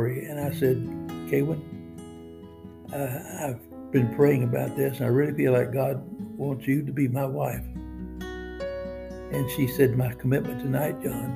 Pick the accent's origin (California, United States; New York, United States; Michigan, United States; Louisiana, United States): Louisiana, United States; Cajun; I'm a Cajun.